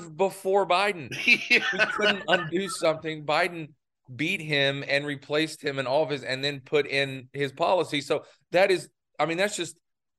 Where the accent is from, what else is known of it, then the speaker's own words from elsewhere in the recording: United States; right outside of my hometown in North South Carolina, right there on the state line.